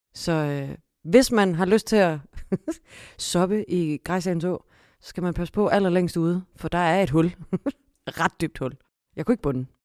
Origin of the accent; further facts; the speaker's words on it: Vejle, Southern Denmark, Denmark; jeg er født og opvokset i Vejle og ud gennem Grejsdalen